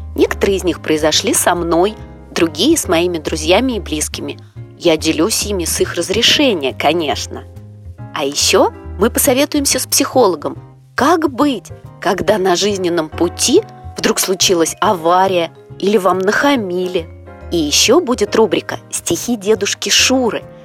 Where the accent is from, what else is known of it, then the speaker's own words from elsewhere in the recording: Moscow, Russia; Я родилась и живу в Москве